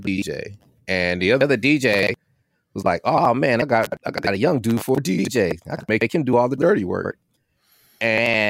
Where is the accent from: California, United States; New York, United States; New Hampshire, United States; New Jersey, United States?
California, United States; now in Georgia, United States; I was from California. I went to school in California